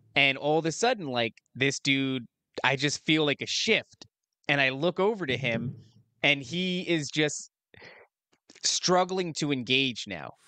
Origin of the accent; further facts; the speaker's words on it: New Jersey, United States; moved away; also born or lived in upstate New York / Las Vegas; I'm from New Jersey originally